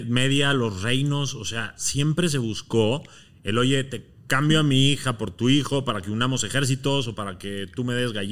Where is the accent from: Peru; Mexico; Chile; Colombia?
Mexico; Yo soy de origen libanés. Ajá. Mexicano y libanés.